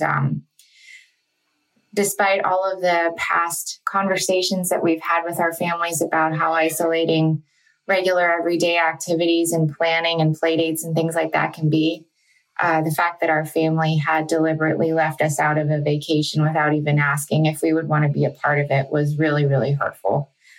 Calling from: Pittsburgh, Pennsylvania, United States; I'm from the Pittsburgh area.

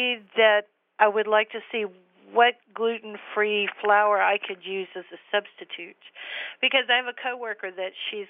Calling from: San Antonio, Texas, United States; San Antonio, Texas area.

